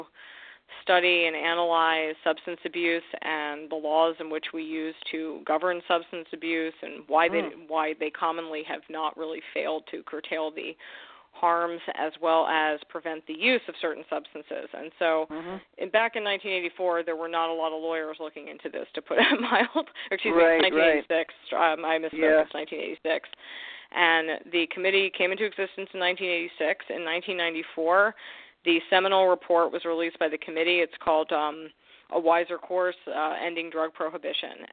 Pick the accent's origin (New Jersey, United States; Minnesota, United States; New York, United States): New York, United States; New York City; I'm a born and raised New Yorker. I grew up in Yorkville, Manhattan